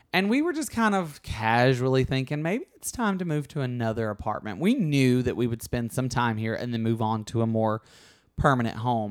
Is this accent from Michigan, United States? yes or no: no; Alabama, United States; moved away as an adult; also born or lived in New York; now in Los Angeles, United States; I grew up in Alabama.